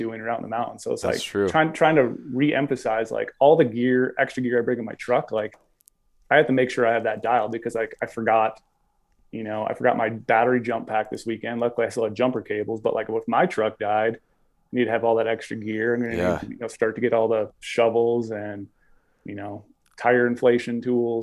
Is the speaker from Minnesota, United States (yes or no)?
yes; Minnesota, United States; moved away; Growing up in Minnesota